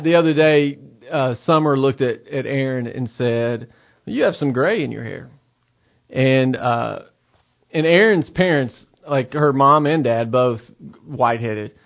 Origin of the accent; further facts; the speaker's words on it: United States; as an American